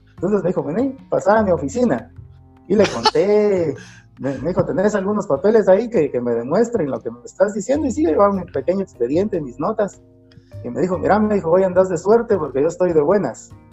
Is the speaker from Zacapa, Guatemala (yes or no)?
no; Sololá, Guatemala; yo nací aquí en, Sololá y aquí básicamente crecí